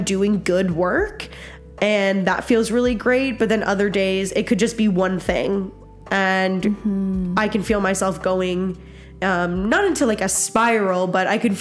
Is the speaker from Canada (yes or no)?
yes; Nova Scotia, Canada; now in Alberta, Canada; I grew up in Nova Scotia